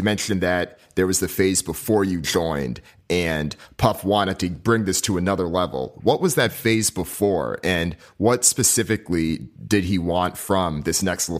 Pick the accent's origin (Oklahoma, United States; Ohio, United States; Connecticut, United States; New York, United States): Connecticut, United States; we're both Jamaican, and he also spent some time in Connecticut, which is my home state.